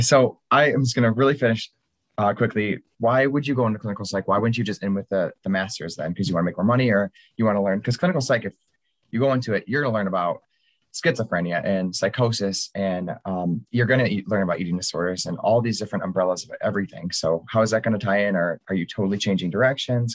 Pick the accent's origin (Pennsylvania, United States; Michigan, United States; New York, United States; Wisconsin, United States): Michigan, United States; I'm from Michigan